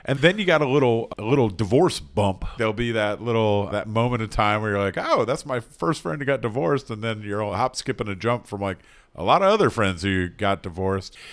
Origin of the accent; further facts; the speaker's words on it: North Carolina, United States; I'm from North Carolina.